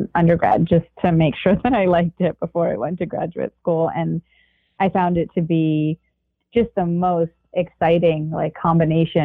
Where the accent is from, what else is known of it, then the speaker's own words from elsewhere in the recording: San Diego, California, United States; moved away as an adult; also born or lived in Connecticut; I was born and raised in San Diego